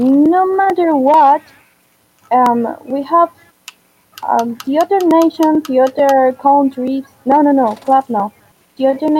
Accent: Venezuela; I'm from Venezuela

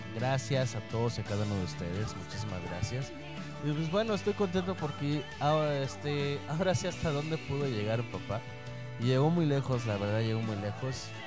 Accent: Tamaulipas, Mexico; moved away; allá a mi tierra, a Tamaulipas

